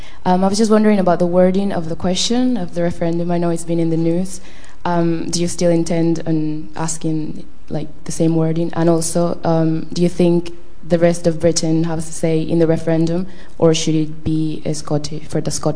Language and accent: English; Panama; now in United Kingdom; I'm from Panama. I'm currently studying in the sixth form in the UK